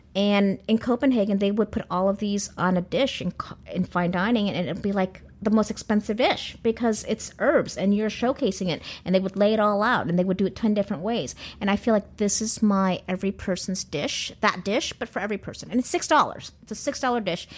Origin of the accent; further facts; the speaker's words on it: California, United States; I'm Californian